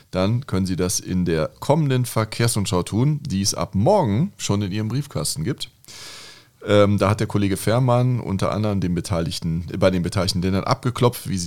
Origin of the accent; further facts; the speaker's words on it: Northern Germany, Germany; Ich bin in Norddeutschland aufgewachsen